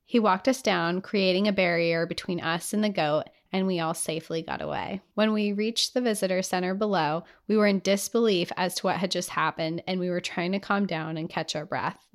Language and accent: English; Utah, United States; I was born and raised in Utah, just three or four hours away from the Big Five. I grew up going to national parks.